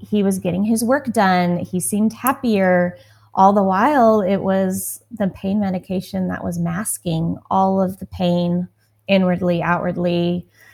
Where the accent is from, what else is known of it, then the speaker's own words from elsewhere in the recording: Texas, United States; I grew up in Texas